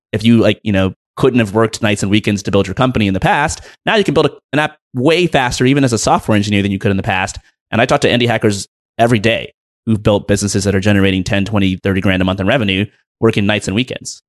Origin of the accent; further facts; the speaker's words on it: United States; I was born in the United States of America.